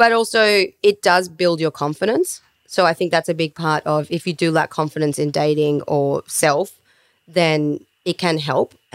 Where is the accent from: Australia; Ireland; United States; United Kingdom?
Australia; Melbourne, Victoria; now in Sydney, Australia; I come from Melbourne